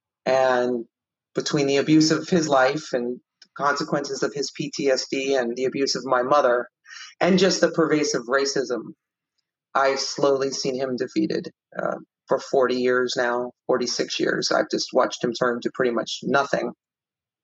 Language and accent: English; Miami, Florida, United States; now in California, United States; I grew up in Miami